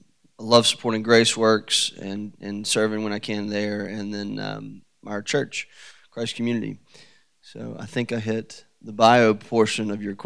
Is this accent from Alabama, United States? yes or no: yes; Decatur, Alabama, United States; moved away as an adult; also born or lived in Birmingham, Alabama; now in Franklin, United States; Well, I grew up in Decatur, Alabama, and my wife, Amy, and our three girls live in the downtown area.